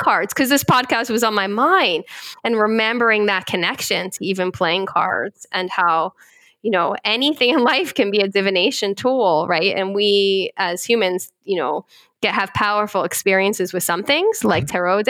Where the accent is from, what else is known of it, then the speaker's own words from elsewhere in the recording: Philadelphia, Pennsylvania, United States; I'm from Philadelphia